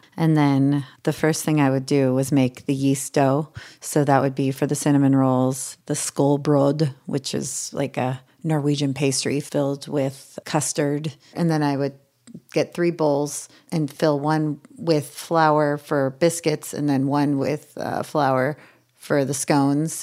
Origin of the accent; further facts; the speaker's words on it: Ojai, California, United States; moved away as an adult; also born or lived in New York; growing up in Ojai, California